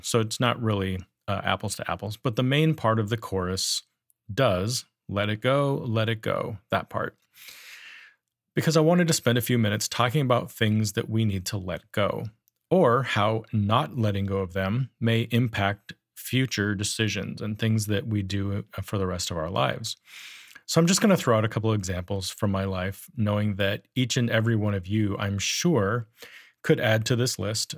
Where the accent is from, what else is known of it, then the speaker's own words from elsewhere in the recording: Powell, Wyoming, United States; I grew up in Powell, Wyoming